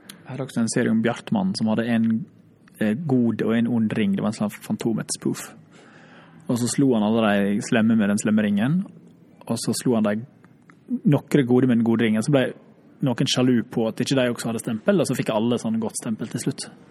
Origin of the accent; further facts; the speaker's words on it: Runde, Møre og Romsdal, Norway; also born or lived in Oslo; now in Finland; Jeg er fra Ronde